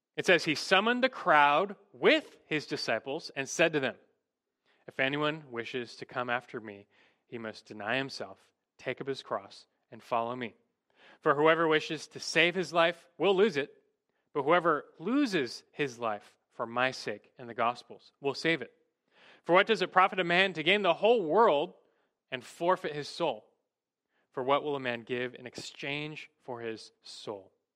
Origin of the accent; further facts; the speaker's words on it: United States; as American Christians